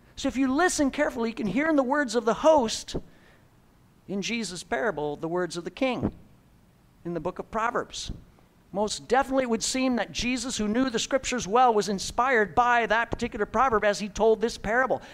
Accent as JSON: {"language": "English", "region": "Midwest", "country": "United States", "said": "I'm from the Midwest"}